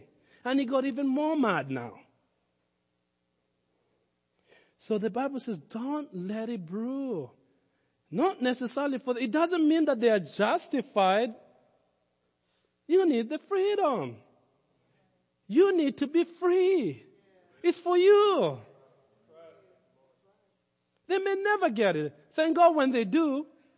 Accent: Kenya; Growing up in Africa, in Kenya

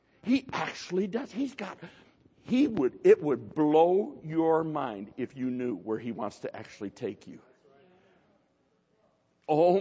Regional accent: United States; we're American, most of us

